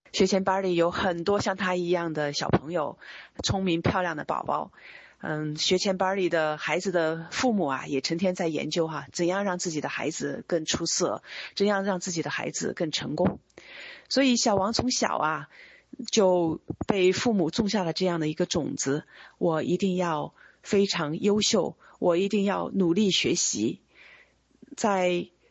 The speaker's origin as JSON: {"language": "Chinese", "country": "China", "moved": "yes", "lives_now": "United States", "said": "我和我先生，我们都是中国人，都是很早就来到美国，在美国待了二十多年"}